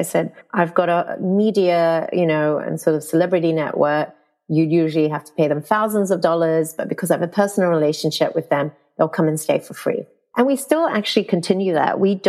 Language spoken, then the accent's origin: English; Malaysia; And I knew Malaysia because I am Malaysian. So I know what the talent is like.